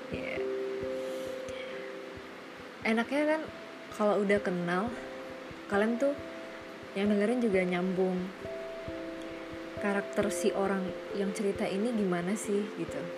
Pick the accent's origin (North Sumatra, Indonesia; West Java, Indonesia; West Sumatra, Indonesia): West Sumatra, Indonesia; Padang; aku asli Sumatera Barat lahir di Padang